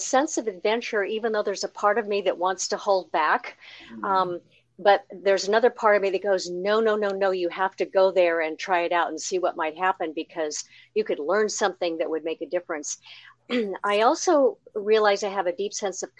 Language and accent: English; Seattle, Washington, United States; also born or lived in Pasadena, California; now in Cincinnati, United States; I'm from the Northwest, Greater Seattle area, where most of my family and connections are